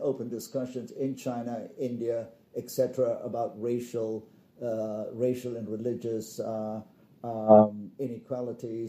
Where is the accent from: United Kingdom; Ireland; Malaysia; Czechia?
Malaysia; I come from Malaysia